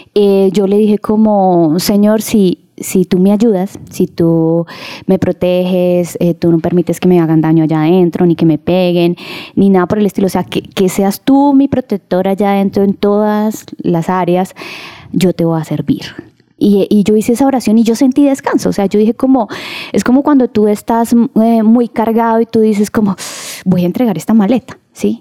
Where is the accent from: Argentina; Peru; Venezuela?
Venezuela; moved away as an adult; para volver a Venezuela, porque pues soy venezolana